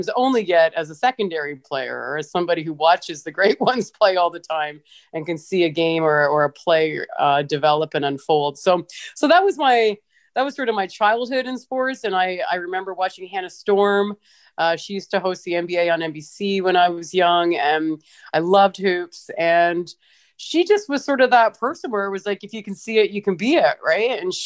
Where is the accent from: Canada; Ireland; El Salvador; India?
Canada; London, Ontario; growing up in a small town in Ontario